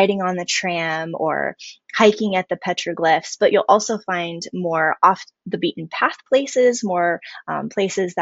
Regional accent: Albuquerque, New Mexico, United States; I was born and raised in Albuquerque, New Mexico

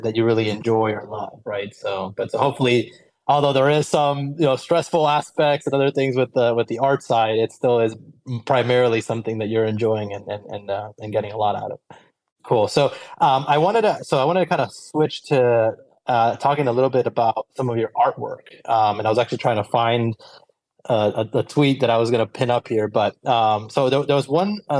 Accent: Colombia; I grew up in Colombia in South America, and I did a lot of horseback riding as a kid

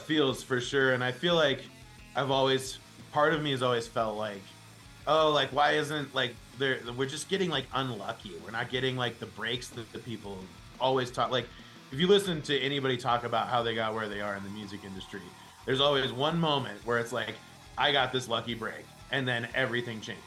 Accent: Denver, Colorado, United States; my hometown

